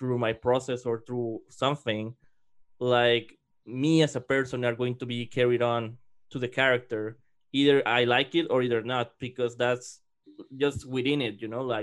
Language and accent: English; Mexico; moved away; growing up in Mexico